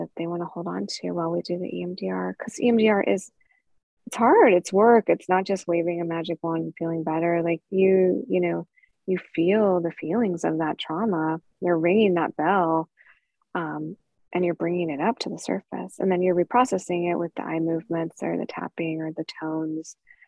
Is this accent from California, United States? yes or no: yes; California, United States; I'm from California where we have redwood trees